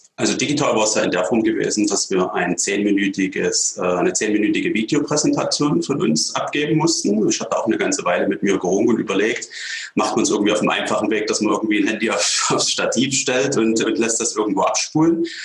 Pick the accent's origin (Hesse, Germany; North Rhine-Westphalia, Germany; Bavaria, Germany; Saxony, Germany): Saxony, Germany; Radebeul; Ich stamme selber aus Radebeul, also habe meine ganze Jugendzeit in Radebeul verbracht, bin noch nie weggezogen.